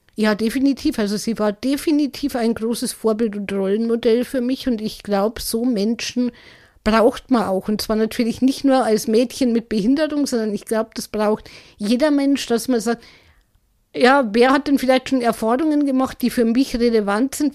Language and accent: German; Germany; bei uns in Deutschland